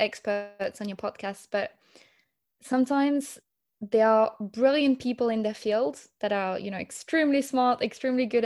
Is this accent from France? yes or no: yes; Paris, Île-de-France, France; I was born and I grew up in Paris